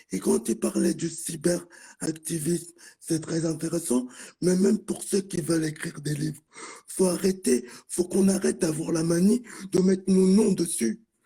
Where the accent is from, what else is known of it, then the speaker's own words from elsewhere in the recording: France; je suis né ici en France